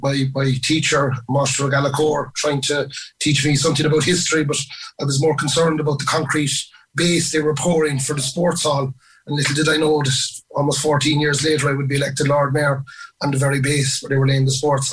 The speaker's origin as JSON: {"language": "English", "town": "Ballincollig", "region": "Munster", "country": "Ireland", "tie": "born or raised there", "said": "I was born and bred in Ballincollig. I was in Rosewood. … two wonderful parents. I grew up in a house, three-bedroom house in Rosewood with five brothers, including myself."}